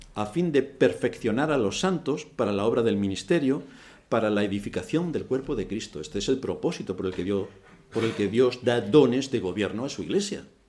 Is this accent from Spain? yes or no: yes; Spain